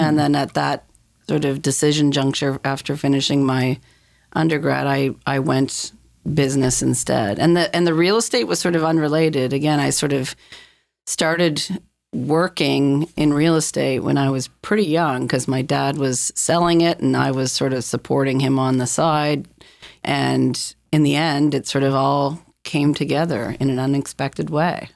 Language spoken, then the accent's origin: English; Dartmouth, Nova Scotia, Canada; also born or lived in Halifax; I grew up in Dartmouth